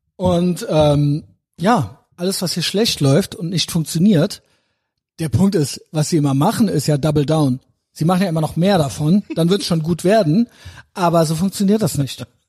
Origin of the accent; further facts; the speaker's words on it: Germany; ich bin Deutscher